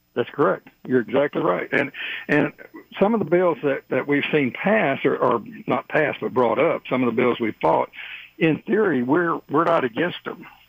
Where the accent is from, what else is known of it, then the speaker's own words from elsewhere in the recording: Texas, United States; moved away; I'm originally from Texas